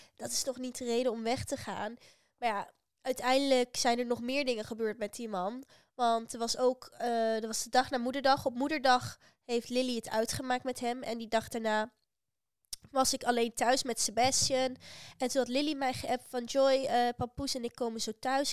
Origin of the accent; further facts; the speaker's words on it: Netherlands; uit Nederland